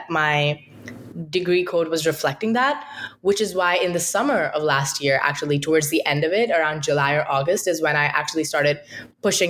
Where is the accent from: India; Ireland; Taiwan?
India; moved away as an adult; now in United States; I'm from India